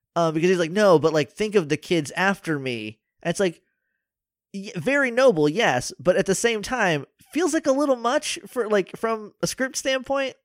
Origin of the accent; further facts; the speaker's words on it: New Hampshire, United States; I'm from New Hampshire.